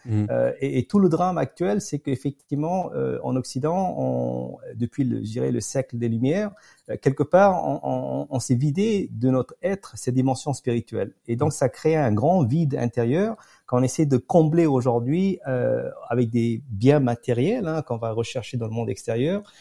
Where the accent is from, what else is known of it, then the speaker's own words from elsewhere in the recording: Pondicherry, Puducherry, India; moved away; also born or lived in France / United States; j'ai grandi à Pondichéry, euh, un ancien comptoir mhm. français dans le sud de l'Inde